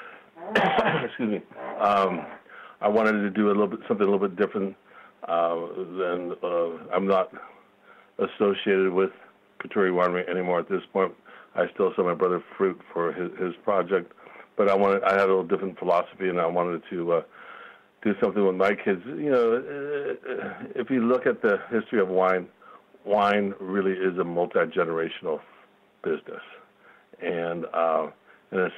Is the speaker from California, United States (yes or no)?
yes; Glen Ellen, California, United States; also born or lived in San Francisco, California; I was born in San Francisco. My folks bought property and when I was 8 years old, 9 years, 10 years old, somewhere in Glen Ellen, California, in Sonoma